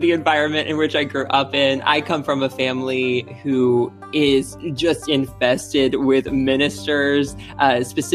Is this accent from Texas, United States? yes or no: yes; Texas, United States; now in New York City, United States; I am in New York City right now, but I am originally from Texas